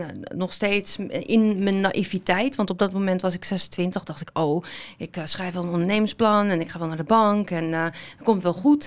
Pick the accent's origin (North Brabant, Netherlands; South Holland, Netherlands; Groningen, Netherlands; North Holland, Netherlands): North Holland, Netherlands; Amsterdam; ik ben eh, geboren en getogen in Amsterdam eh, mhm. met eh, Marokkaanse roots